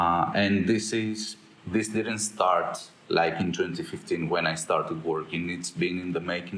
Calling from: Athens, Attica, Greece; I'm speaking from rainy Athens, Greece.

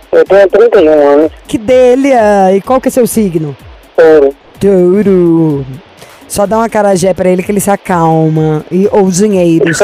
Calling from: Salvador, Bahia, Brazil; Eu falo de Salvador, Bahia. Melhor lugar do mundo, praticamente.

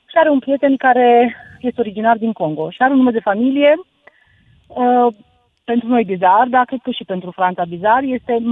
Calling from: Sibiu, Sibiu County, Romania; Bună seara … din Sibiu.

